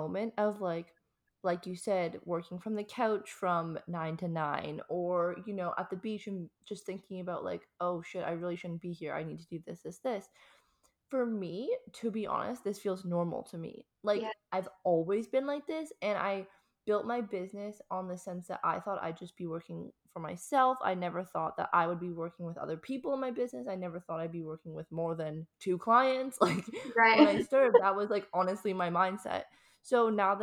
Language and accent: English; Canada; moved away as an adult; now in Australia; I'm actually Canadian. So I'm from Canada. Yeah, so I also grew up in Canada